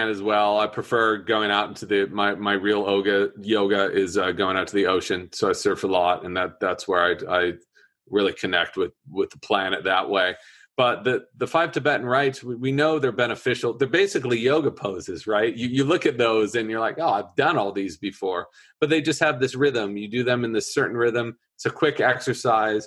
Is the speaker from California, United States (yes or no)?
yes; Orange County, California, United States; moved away as an adult; now in San Francisco, United States; I grew up in Orange County, behind the Orange Curtain